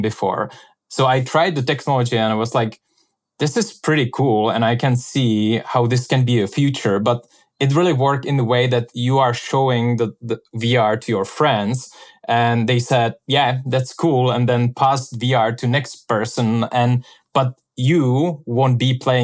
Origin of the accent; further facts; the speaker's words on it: Czechia; moved away as an adult; also born or lived in Venice; And I'm from Czech Republic.